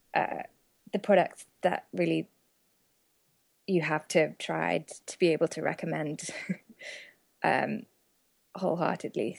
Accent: United Kingdom; moved away as an adult; also born or lived in Oxford; now in United States; my fellow countrymen

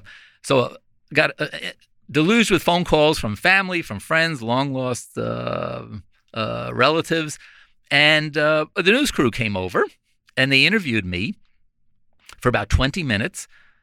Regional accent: Glen Head, New York, United States; It was great. It was a combination of Mayberry, small town America. Everybody knew each other. We walked to school.

